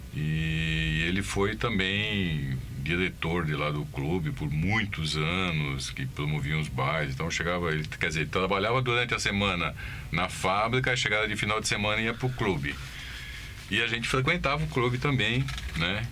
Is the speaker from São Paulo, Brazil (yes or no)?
yes; São Bernardo do Campo, São Paulo, Brazil; Nascido aqui em São Bernardo mesmo.